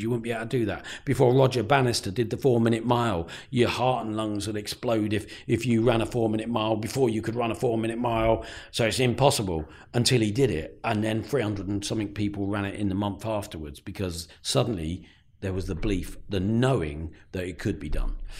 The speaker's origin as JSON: {"language": "English", "town": "Peterborough", "region": "East of England", "country": "United Kingdom", "tie": "born or raised there", "also_born_or_lived": "Luton", "said": "I grew up in Breton"}